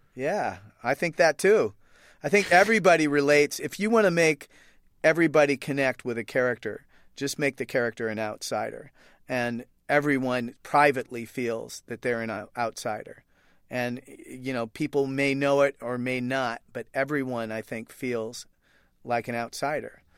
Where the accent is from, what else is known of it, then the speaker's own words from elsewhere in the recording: Oregon, United States; Matt Groening, who created The Simpsons, and I are both grew up in Oregon